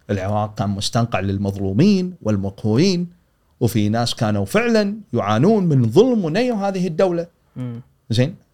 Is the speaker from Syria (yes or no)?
no; Kuwait; حدث الغزو العراقي حدث مسنا احنا كلنا ككويتيين سنه 90